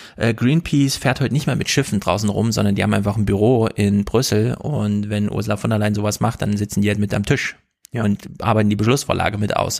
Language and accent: German; Germany; als Deutsche